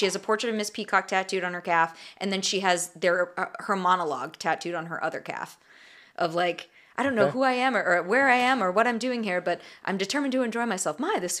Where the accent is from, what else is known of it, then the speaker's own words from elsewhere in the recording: United States; speaking as an American